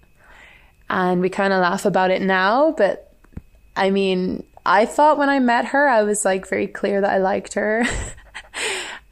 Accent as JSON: {"language": "English", "region": "Northern Ireland", "country": "United Kingdom", "moved": "as an adult", "lives_now": "Guangzhou, China", "said": "I come from Northern Ireland, and I currently live in Guangzhou"}